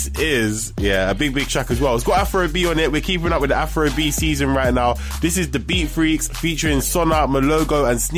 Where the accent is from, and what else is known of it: United Kingdom